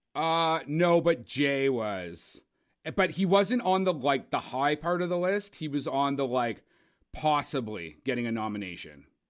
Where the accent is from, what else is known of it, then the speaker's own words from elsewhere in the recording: Cambridge, Ontario, Canada; we're from Cambridge